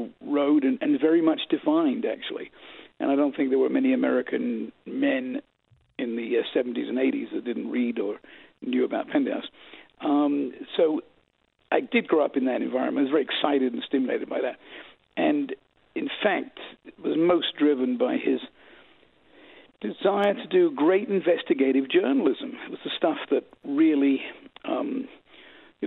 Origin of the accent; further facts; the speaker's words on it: London, United Kingdom; also born or lived in New York City, United States; now in United States; I was born in New York City, and I grew up in London, England. And then we moved back to America in 1971, and I've really been here ever since.